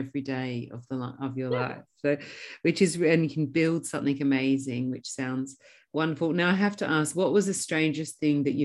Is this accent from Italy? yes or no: no; Australia; I grew up in Australia